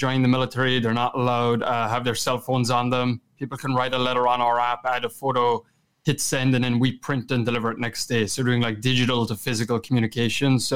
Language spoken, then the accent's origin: English; Kerry, Munster, Ireland; accent: Kerry; moved away as an adult; also born or lived in Boston; my Kerry accent